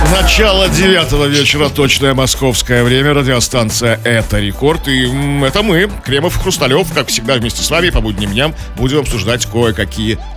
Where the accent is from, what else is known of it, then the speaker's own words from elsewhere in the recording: Saint Petersburg, Russia; Я, точно не средний, я такой необычный петербуржец.